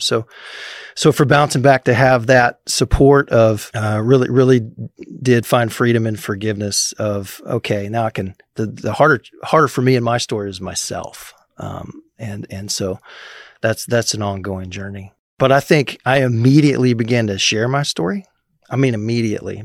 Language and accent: English; Springfield, Missouri, United States; now in Manhattan, Kansas, United States; I grew up in Springfield, Missouri area